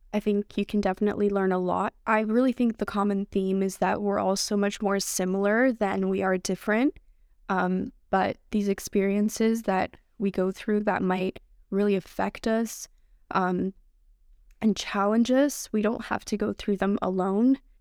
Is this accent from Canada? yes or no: yes; Canada; English is a second language; also born or lived in Algeria; at the age of six, I came here with my family